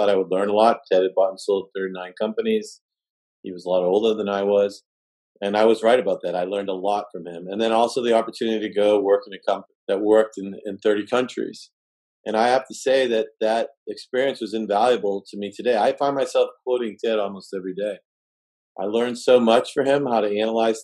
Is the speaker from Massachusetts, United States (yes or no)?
yes; Massachusetts, United States; I was from Brown in Massachusetts, could barely say my R's